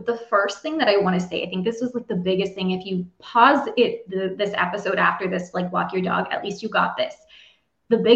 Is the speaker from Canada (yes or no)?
yes; Canada; I'm officially from Canada